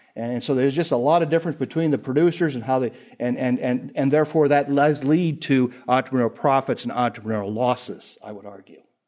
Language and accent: English; Indiana, United States; I'm from Indiana